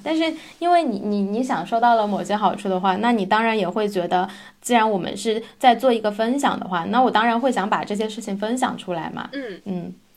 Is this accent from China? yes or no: yes; China; moved away as an adult; now in Gothenburg, Sweden; 咱们就是国人